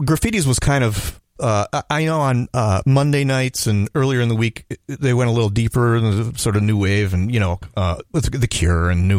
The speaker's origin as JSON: {"language": "English", "town": "Wayzata", "region": "Minnesota", "country": "United States", "tie": "born or raised there", "also_born_or_lived": "Toledo, Ohio", "said": "I am born in Ohio, Toledo, Ohio, but okay. I grew up in Wayzata."}